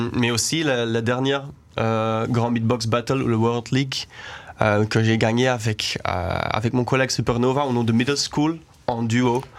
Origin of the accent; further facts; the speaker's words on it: Denderleeuw, Flanders, Belgium; also born or lived in Aalst; now in Brussels, Belgium; moi je suis né à Alost. Euh, quand j'étais à l'école, c'était à Danderleu et maintenant j'habite à Bruxelles, à Anderlecht